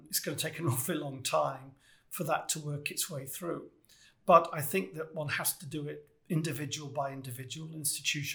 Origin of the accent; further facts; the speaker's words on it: United Kingdom; I'm British